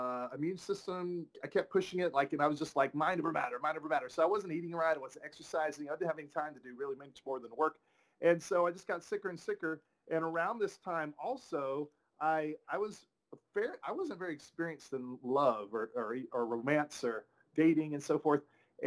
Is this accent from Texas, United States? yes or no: yes; Tyler, Texas, United States; moved away; I'm originally from Tyler, Texas